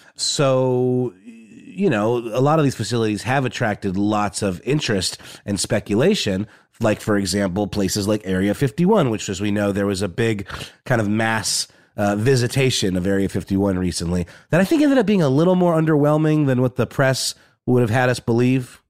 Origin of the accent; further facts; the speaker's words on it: Augusta, Georgia, United States; I grew up in a town called Augusta, Georgia